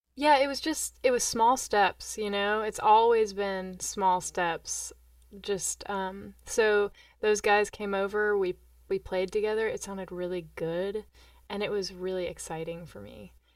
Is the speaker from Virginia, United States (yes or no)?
no; Johnson City, Tennessee, United States; also born or lived in Normal, Illinois; I was born in Normal, Illinois, and we moved to Johnson City, Tennessee